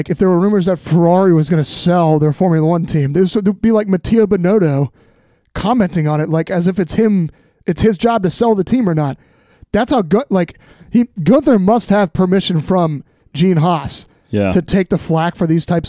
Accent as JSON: {"language": "English", "country": "United States", "said": "as an American"}